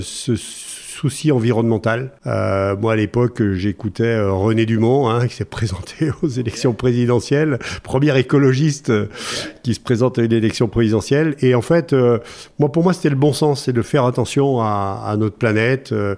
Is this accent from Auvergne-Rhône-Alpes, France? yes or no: yes; Noirétable, Auvergne-Rhône-Alpes, France; moi, je suis originaire du Massif Central, un petit village qui s'appelle Noirétable